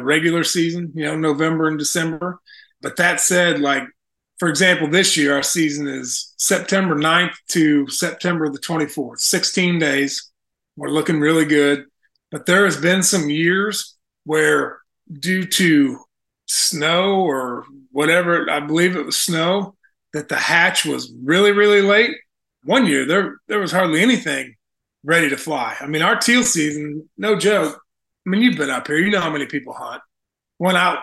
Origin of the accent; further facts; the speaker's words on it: Illinois, United States; now in Sumner, Missouri, United States; I grew up in Illinois